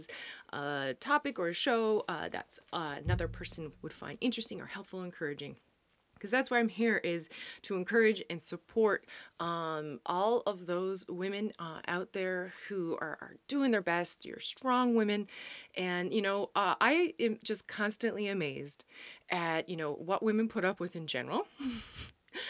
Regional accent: Newfoundland and Labrador, Canada; also born or lived in Netherlands; now in New Brunswick, Canada; I used to say I'm a Newfoundlander and Canadian coming to you from the Netherlands, but not anymore because we moved back to Canada. And of course, we are now in New Brunswick.

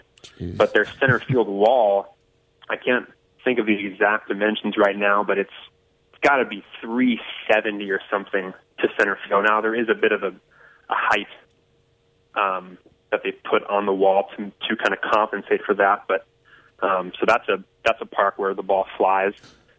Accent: Sacramento, California, United States; also born or lived in Los Angeles, California; I was born and raised in Sacramento, California, okay. And went to school in Los Angeles at Biola University.

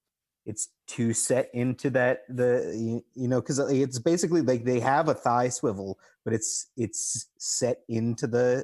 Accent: New York, United States; I'm from New York originally. And like my mom, I dragged her into New York City.

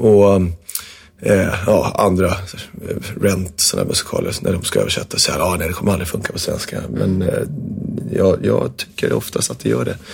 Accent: Värmdö, Stockholm County, Sweden; Jag bodde ute på Värmdö

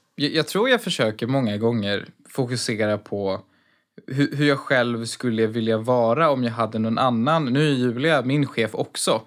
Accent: Sweden; vårt land

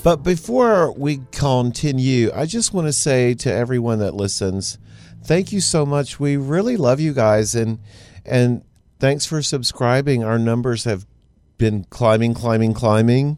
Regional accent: Baytown, Texas, United States; growing up in Baytown

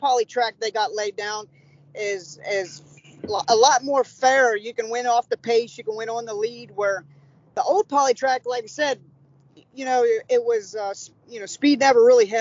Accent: Cincinnati, Ohio, United States; moved away as an adult; now in Louisville, United States; I grew up in Cincinnati

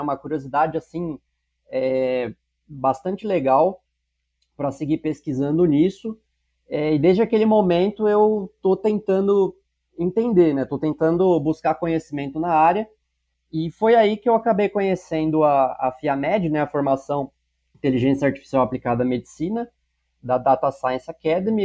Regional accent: São Paulo, Brazil; also born or lived in Barretos; eu nasci em Barretos, né, cidade do interior do estado de São Paulo. É, ainda pequeno, fui morar na cidade de São Paulo, onde eu cresci e onde hoje eu moro

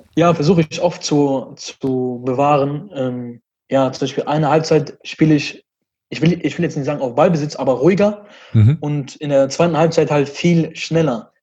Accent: Düsseldorf, North Rhine-Westphalia, Germany; also born or lived in Brussels, Belgium; ich bin aus Düsseldorf. Ich bin in Belgien geboren, in Brüssel und bin mit zwei Jahren dann hier rübergekommen mit meinen Eltern

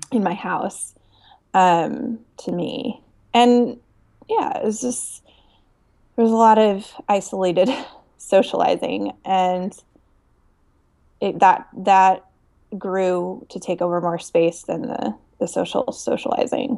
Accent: Denver, Colorado, United States; I grew up loving it in Denver

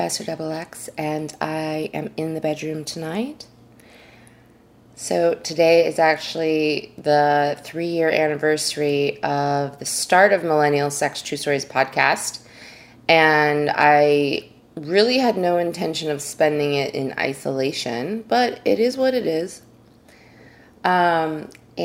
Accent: New York, United States; I'm from New York

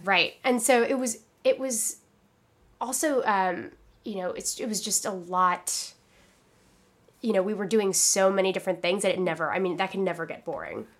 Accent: Philippines; moved away; I'm from the Philippines, like, I was born there.

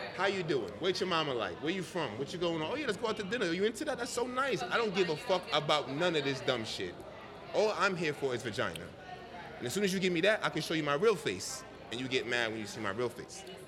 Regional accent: New York City, New York, United States; also born or lived in Jamaica; from Jamaica, born in Jamaica, raised in the Bronx

